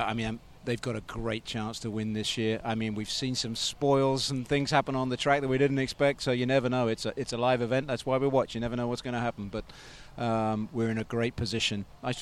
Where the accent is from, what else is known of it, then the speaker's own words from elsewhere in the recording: United Kingdom; as a Brit